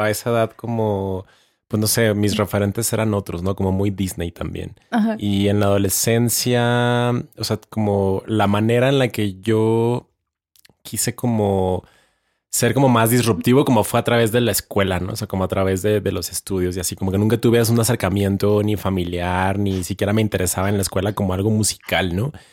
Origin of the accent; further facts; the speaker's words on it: Ciudad Juárez, Chihuahua, Mexico; yo también soy de la frontera, yo soy de Ciudad Juárez.